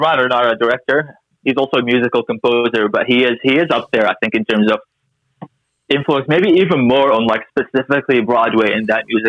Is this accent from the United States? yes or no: no; Canada; also born or lived in Syria; I'm from Canada.